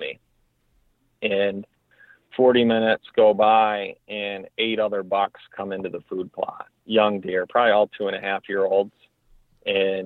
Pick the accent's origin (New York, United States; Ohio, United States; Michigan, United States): Michigan, United States; my home state.